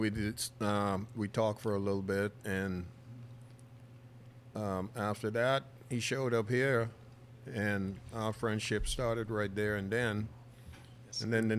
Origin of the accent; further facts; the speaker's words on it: Berry Islands, Bahamas; I'm an original Berry Islander.